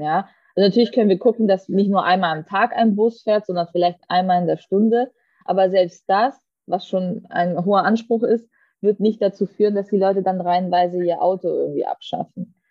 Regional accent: Southern Germany, Germany; für mich als Süddeutsche

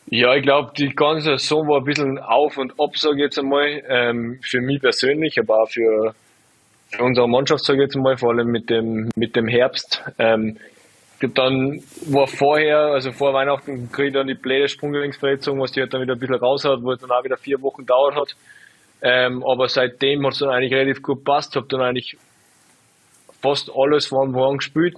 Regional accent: Salzburg, Austria; ich bin ja einfach von Salzburg

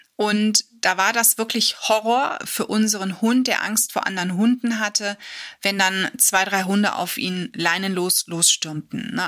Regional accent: Germany; bei uns in Deutschland

